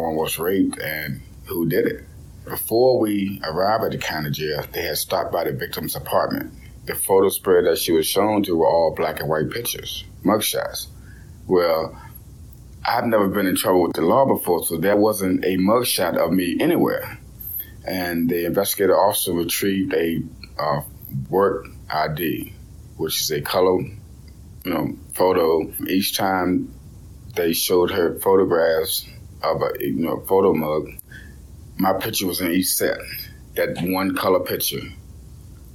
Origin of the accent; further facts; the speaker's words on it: Hanover, Virginia, United States; I was born in Hanover, Virginia, 1982.